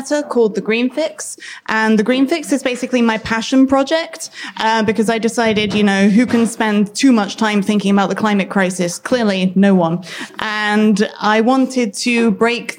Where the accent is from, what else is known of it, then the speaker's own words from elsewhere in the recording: United Kingdom; also born or lived in London; In case you haven't guessed from my accent, I'm British.